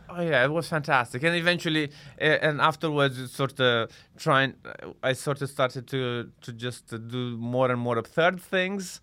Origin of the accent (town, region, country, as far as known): Iași, Iași County, Romania; born or raised there; moved away as an adult; also born or lived in Bucharest, Romania; now in London, United Kingdom